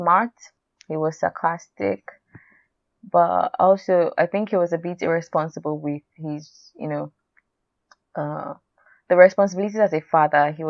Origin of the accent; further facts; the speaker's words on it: Nigeria; I'm Nigerian